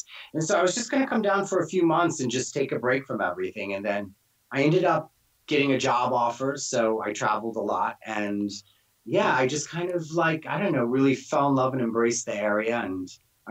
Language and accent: English; New York, United States; moved away as an adult; also born or lived in Brooklyn; now in North Carolina, United States; I grew up in New York, so, you know, I grew up with, like, half of Puerto Rico.